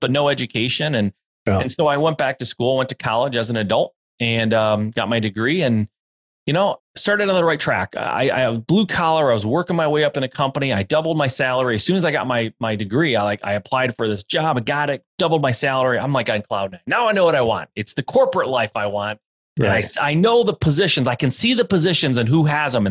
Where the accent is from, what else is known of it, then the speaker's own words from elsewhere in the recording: Michigan, United States; born and raised in Michigan, still live in Michigan